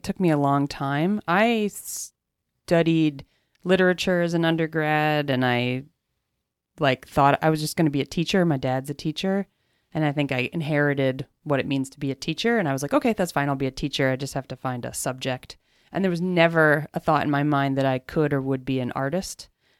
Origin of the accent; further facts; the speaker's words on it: Bethlehem, Pennsylvania, United States; Bethlehem, Pennsylvania.